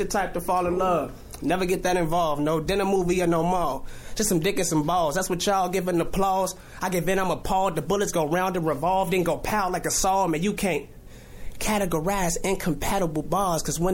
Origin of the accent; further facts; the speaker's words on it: Cal City, United States; I rep Cal City, man. I'm from over east